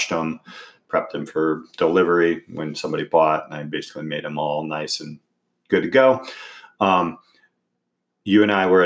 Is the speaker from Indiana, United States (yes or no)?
yes; Indiana, United States; I say Carvana because I'm from Indiana.